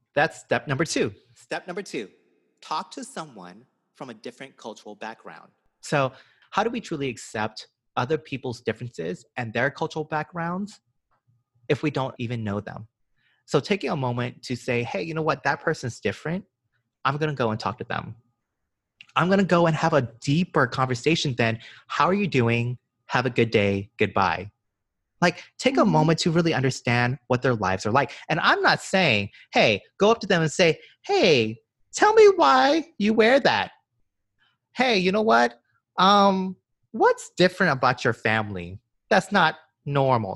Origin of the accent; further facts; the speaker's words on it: Georgia, United States; now in New York, United States; so I'm from Georgia. I was born and raised in the deep south.